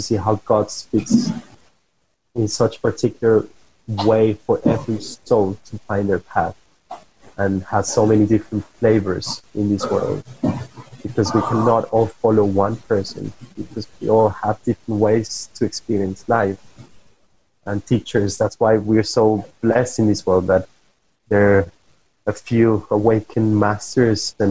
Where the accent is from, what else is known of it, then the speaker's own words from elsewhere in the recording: Bogotá, Bogotá Capital District, Colombia; I come from Colombia, I come from Bogota, and I had a very specific way of growing up.